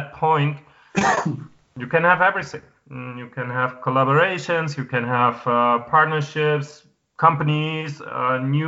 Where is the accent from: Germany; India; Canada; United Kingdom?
Germany; Hamburg; now in Madrid, Spain; my hometown